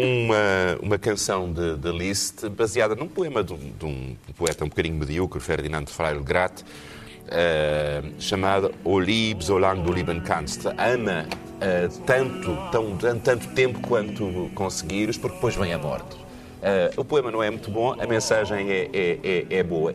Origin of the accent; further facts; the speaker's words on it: Portugal; also born or lived in Texas; tive consciência da minha identidade portuguesa